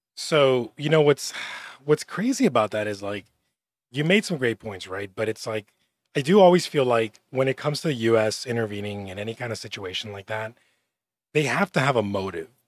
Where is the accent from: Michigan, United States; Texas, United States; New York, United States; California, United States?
Texas, United States; Laredo; also born or lived in Austin; I'm from Laredo